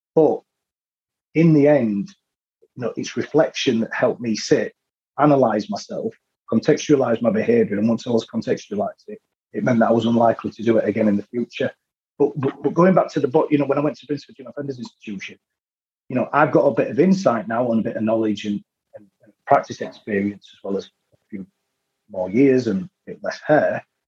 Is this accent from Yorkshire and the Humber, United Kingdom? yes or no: yes; Leeds, Yorkshire and the Humber, United Kingdom; I was from Leeds